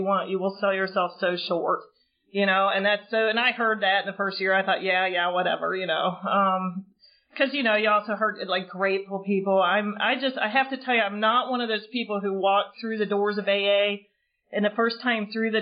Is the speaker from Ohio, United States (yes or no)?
yes; Oxford, Ohio, United States; moved away as an adult; also born or lived in South Florida / Cincinnati, Ohio; now in Cary, United States; I grew up in Oxford, Ohio